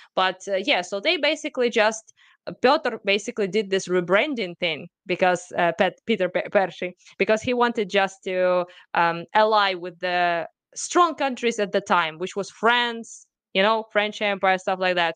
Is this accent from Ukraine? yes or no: yes; Kharkiv, Kharkiv Oblast, Ukraine; I was born in Ukraine, I was raised in Ukraine, it's my country, it's my people